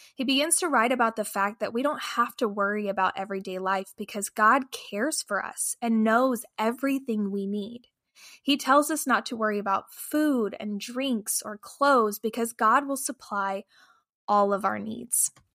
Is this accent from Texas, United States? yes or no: yes; Lufkin, Texas, United States; now in St. Louis, United States; We live in St. Louis, Missouri, but I am actually originally from Lufkin, Texas.